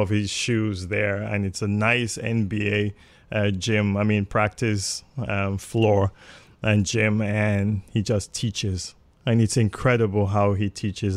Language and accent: English; Nigeria; moved away; also born or lived in England / Toronto, Canada; I grew up in Nigeria. I was, I was born in England, but I only lived there for nine months, and my parents moved back to Nigeria